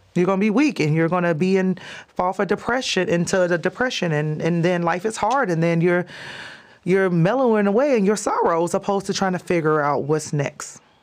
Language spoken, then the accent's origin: English; Chicago, Illinois, United States; moved away; also born or lived in California / Texas / Las Vegas; That's where I grew up in Chicago